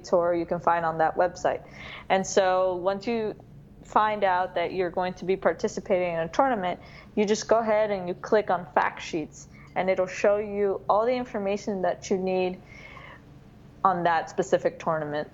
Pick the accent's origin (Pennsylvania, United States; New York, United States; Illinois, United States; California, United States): New York, United States; I am originally from New York